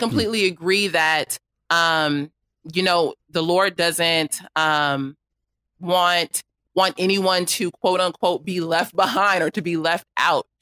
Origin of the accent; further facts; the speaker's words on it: Los Angeles, California, United States; I grew up in South Los Angeles